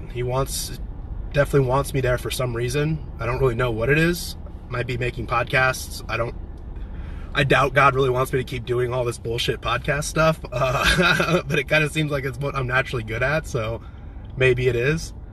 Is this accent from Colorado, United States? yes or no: no; San Diego, California, United States; I'm from San Diego. I'm moving to Nashville, but my brother lives